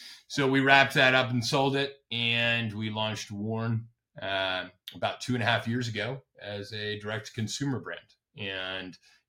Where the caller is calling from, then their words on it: Hudson Valley, New York, United States; I am calling from upstate New York. We are in Hudson Valley, New York, about 2 hours north of Manhattan.